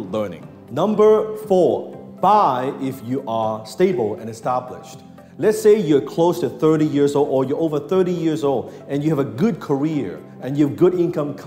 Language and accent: English; Hong Kong; I was born in Hong Kong